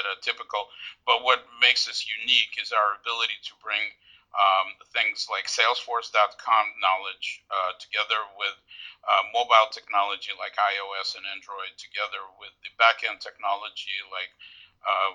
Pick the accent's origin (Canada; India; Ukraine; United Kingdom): Ukraine; Odesa, Odesa Oblast; now in United States; I was born in Odessa when it still was under Soviet Union. My parents and I immigrated to the United States in late 70s, early 80s. I was educated here in the United States